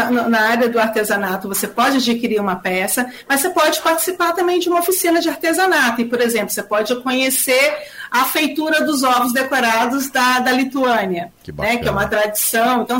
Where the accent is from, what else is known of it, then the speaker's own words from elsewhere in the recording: Rio de Janeiro, Brazil; now in São Paulo, Brazil; eu sou uma migrante do vim do Rio de Janeiro e estou em São Paulo hoje.